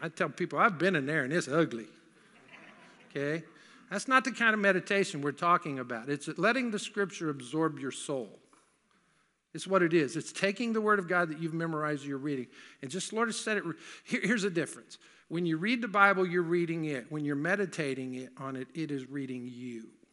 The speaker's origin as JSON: {"language": "English", "region": "the South", "country": "United States", "tie": "born or raised there", "said": "I grew up in the South"}